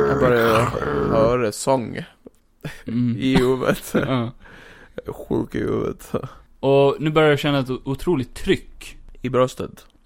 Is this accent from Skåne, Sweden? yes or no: yes; Skåne, Sweden; Jag är skåning.